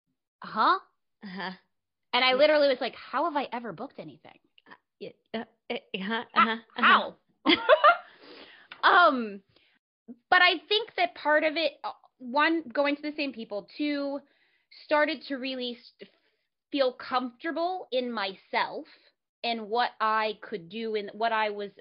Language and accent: English; Dallas, Texas, United States; moved away as an adult; I'm from Dallas, I grew up in Dallas, and that was all we had when I lived there a million years ago.